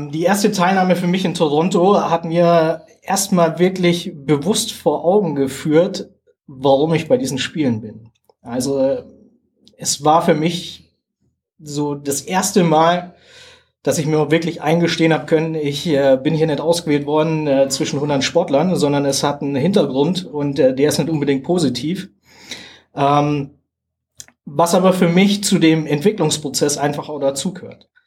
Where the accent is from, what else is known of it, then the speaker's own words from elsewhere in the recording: Germany; Jetzt hört man ja an meinem Dialekt, dass ich jetzt nicht unbedingt hier